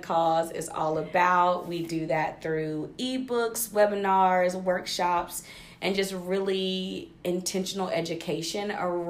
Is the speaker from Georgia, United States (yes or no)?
yes; Statesboro, Georgia, United States; I was born and raised in Statesboro, Georgia, 3.5 hours like south of Atlanta, around 45 minutes away from Savannah. So Georgia girl